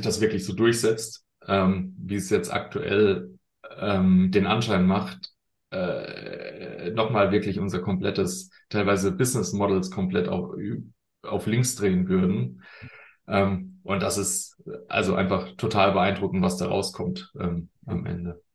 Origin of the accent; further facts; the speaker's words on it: Germany; wir sind da manchmal als, als äh, Deutsche